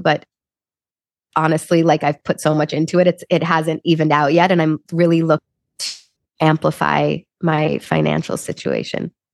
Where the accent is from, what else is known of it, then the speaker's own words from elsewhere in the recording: Chicago, Illinois, United States; moved away as an adult; also born or lived in Wisconsin; now in Los Angeles, United States; I grew up in Chicago. So uh, I was born and raised there. I think I'm very much a Midwest girl through and through